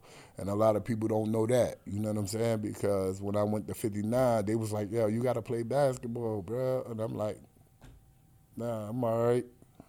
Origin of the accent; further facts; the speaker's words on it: Atlantic City, New Jersey, United States; also born or lived in Pleasantville; But Atlantic City is home for me. I was born in Atlantic City. We moved from Atlantic City to Pleasantville, which is like moving from Brooklyn to Queens.